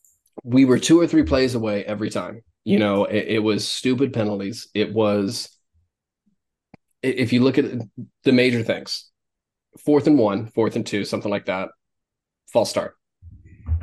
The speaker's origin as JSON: {"language": "English", "town": "Jacksonville", "region": "Florida", "country": "United States", "tie": "born or raised there", "said": "growing up in Jacksonville, you know, playing football in Florida"}